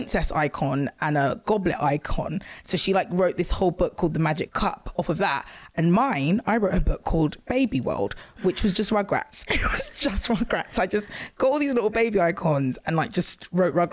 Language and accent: English; Croydon, London, United Kingdom; also born or lived in Canning Town, London; I was born actually in Canning Town in East London. and moved to Croydon when I was, God, I think I was like two.